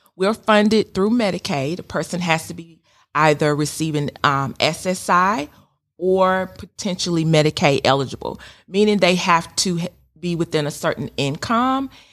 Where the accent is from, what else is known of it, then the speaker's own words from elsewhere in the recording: Sandersville, Georgia, United States; moved away as an adult; also born or lived in Macon, Georgia; now in Kennesaw, United States; I'm originally from Sandersville, Georgia